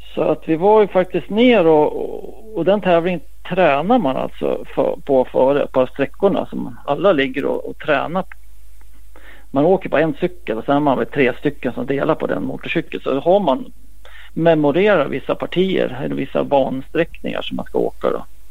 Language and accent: Swedish; Västerås, Västmanland, Sweden; det var i Västerås i min hemstad